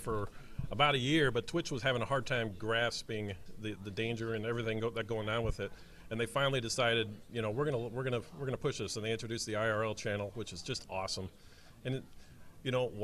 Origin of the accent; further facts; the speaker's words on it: Chicago, Illinois, United States; I'm from Chicago